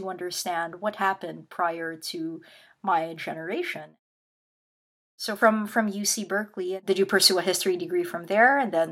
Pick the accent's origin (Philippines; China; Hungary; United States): Philippines; moved away as an adult; now in Canada; I grew up in the Philippines and uh, didn't migrate to to Canada until I was 19